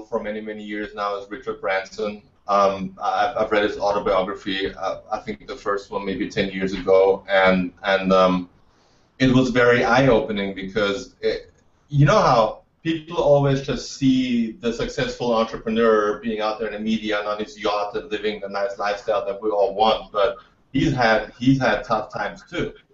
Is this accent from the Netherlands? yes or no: no; Austria; I'm from Austria. I grew up in a country with no VC, no startup culture.